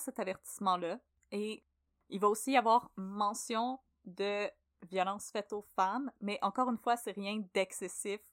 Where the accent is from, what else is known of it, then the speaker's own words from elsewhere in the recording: Brossard, Quebec, Canada; j'ai grandi à Brossard